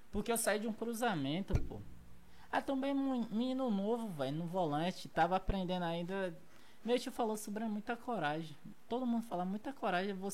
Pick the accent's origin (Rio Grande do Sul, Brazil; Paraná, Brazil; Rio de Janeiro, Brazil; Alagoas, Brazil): Rio de Janeiro, Brazil; Eu quero voltar pra minha terra. Eu sempre falei, velho, eu comecei a rodar Uber lá também no Rio de Janeiro.